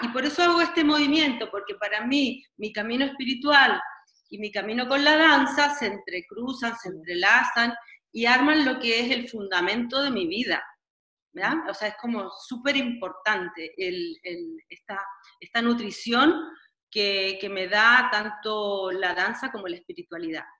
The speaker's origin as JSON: {"language": "Spanish", "town": "Santiago", "region": "Santiago Metropolitan Region", "country": "Chile", "tie": "born or raised there", "also_born_or_lived": "Catalonia / Switzerland / Turkey", "moved": "as an adult", "said": "soy chilena, nací en Chile y comencé mis estudios de danza a los nueve años de edad en el Teatro Municipal en Santiago de Chile"}